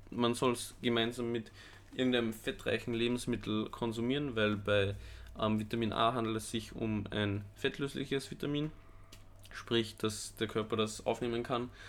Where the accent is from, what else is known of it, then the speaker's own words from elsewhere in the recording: Austria; moved away; ich komme aus Österreich mhm. ursprünglich, -hmm. am Land